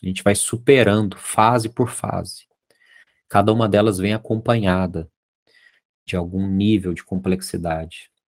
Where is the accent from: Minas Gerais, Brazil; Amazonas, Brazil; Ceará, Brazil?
Minas Gerais, Brazil; Lá em Minas a gente chama isso de olhar de rabo de olho, sabe? Que eu sou mineiro